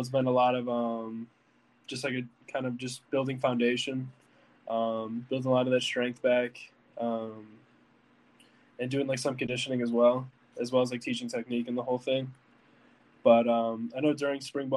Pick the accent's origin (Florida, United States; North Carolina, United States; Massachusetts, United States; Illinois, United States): Illinois, United States; Lake Zurich; I'm from Illinois